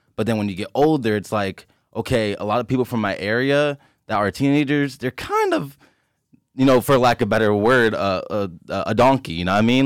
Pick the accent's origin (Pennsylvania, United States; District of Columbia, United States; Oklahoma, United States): Pennsylvania, United States; Philadelphia; I grew up Allegheny area in Philly